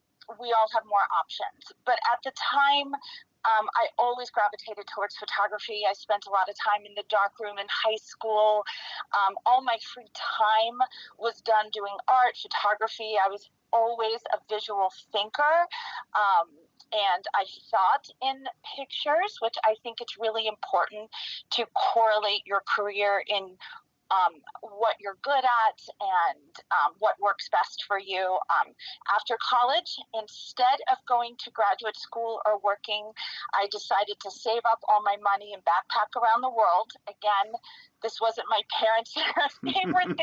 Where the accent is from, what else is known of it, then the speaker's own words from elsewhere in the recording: New York, United States; also born or lived in Western Massachusetts; now in Park City, United States; I grew up in New York